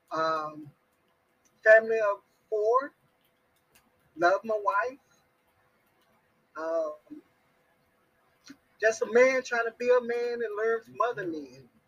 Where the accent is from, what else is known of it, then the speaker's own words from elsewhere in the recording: Dallas, Texas, United States; I'm born and raised in Texas, uh, Dallas, Texas